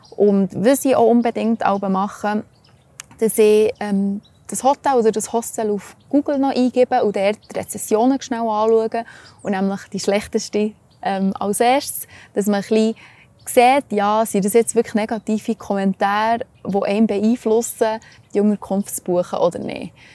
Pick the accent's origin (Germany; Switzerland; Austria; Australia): Switzerland; bei uns in der Schweiz